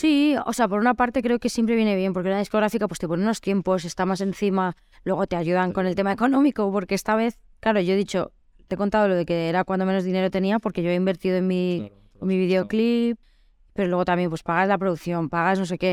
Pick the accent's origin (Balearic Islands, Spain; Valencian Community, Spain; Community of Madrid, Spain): Balearic Islands, Spain; Mallorca; moved away; Yo soy de Mallorca